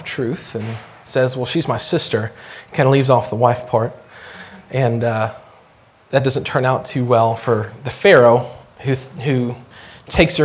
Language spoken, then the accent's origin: English; Asheville, North Carolina, United States; now in Southern Illinois, United States; I'm originally from Asheville, North Carolina. My wife and I and my brother and his wife, we're all from Asheville.